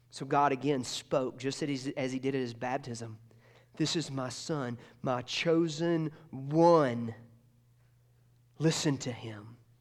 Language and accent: English; Georgia, United States; moved away; I grew up in Georgia